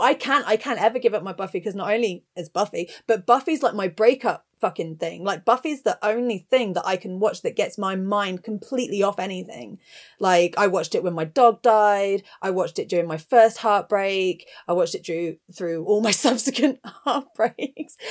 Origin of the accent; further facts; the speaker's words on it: Bristol, South West England, United Kingdom; also born or lived in Cirencester; I spent the first ye-, eleven years of my life growing up in Bristol, which is a relatively big city in England